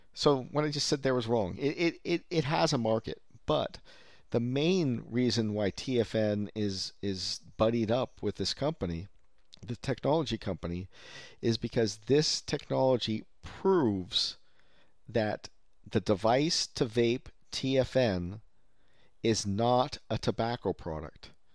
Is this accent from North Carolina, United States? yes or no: no; Silicon Valley, California, United States; I'm from Silicon Valley, native